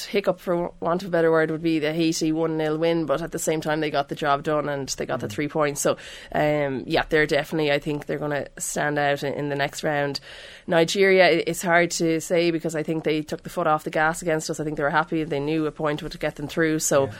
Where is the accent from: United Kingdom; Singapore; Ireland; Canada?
Ireland